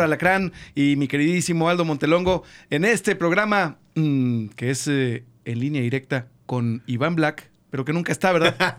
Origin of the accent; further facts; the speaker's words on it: Comarca Lagunera, Mexico; nuestra comarca amada, comarca lagunera